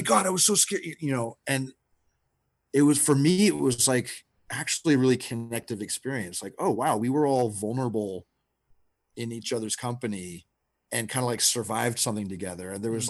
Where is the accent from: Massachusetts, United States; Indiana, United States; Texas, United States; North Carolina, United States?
Texas, United States; I grew up in Texas, and like the number of people, I call them backyard villains in this movie